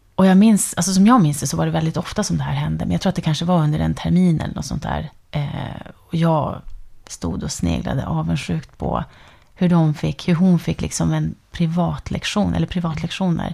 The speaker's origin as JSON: {"language": "Swedish", "area": "near the border with Finland", "region": "northern Sweden", "country": "Sweden", "tie": "born or raised there", "said": "Jag är ju född och uppvuxen i liksom, norra Sverige, ja. med, nära gränsen till Finland"}